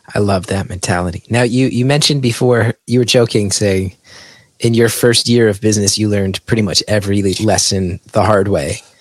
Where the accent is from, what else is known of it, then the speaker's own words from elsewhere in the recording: West Orange, New Jersey, United States; my hometown of West Orange